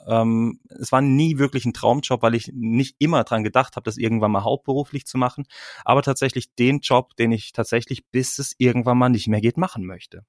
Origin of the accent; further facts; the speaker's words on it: Freiburg, Baden-Württemberg, Germany; moved away as an adult; now in Bern, Switzerland; ich bin aus Freiburg, komme aus Freiburg, dort bin ich geboren.